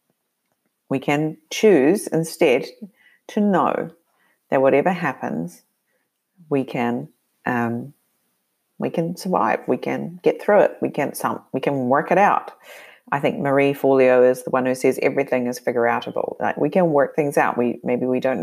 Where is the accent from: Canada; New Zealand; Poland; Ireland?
New Zealand; moved away; I grew up living in New Zealand. I grew up being very mobile, though, within that country.